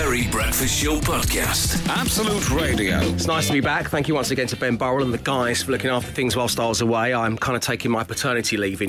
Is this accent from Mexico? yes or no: no; London, United Kingdom; We didn't have snugs growing up in Cholton in South London.